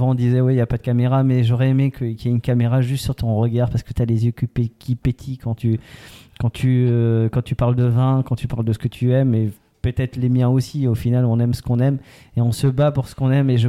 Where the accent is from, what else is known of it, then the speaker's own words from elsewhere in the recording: Alsace, Grand Est, France; on est alsacien.